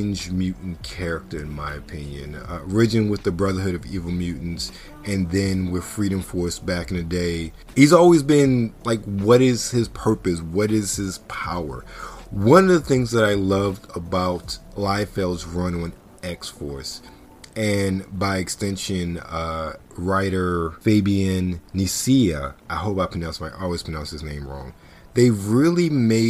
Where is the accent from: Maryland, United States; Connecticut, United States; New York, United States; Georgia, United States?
Maryland, United States; Baltimore; Growing up in Baltimore